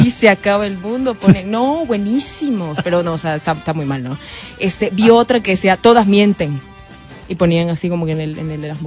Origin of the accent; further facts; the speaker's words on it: Guayaquil, Guayas, Ecuador; Yo soy de Guayaquil